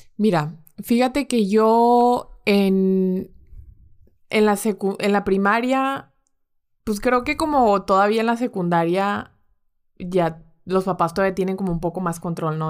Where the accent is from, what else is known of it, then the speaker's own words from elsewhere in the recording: Monterrey, Nuevo León, Mexico; mi familia es de Guadalajara. Ok. Pero de hecho yo soy la única regia